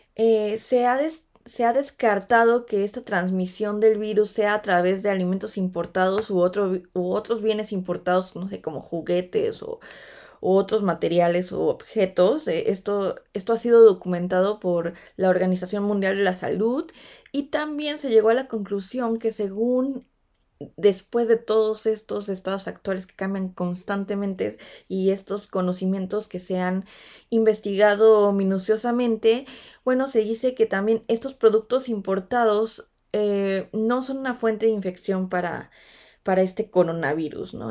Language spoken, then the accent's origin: Spanish; Mexico; now in Stuttgart, Germany; me encuentran como una mexicana en Stuttgart